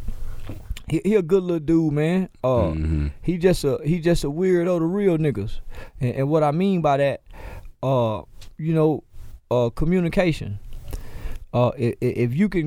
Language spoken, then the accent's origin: English; Fort Worth, Texas, United States; I'm from Fort Worth